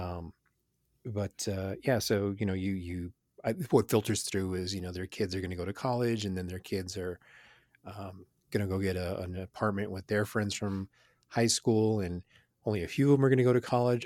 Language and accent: English; Houston, Texas, United States; growing up in Houston in the middle of gang violence